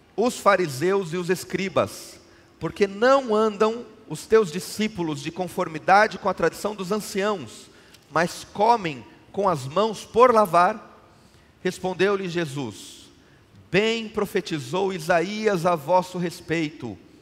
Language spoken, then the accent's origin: Portuguese; São Paulo, Brazil; Eu sou paulistano, eu falo bolacha